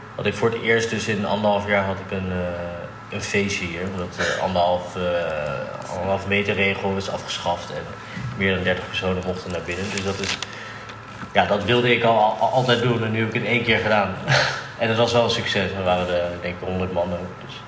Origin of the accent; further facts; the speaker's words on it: The Hague, South Holland, Netherlands; Geboren in Den Haag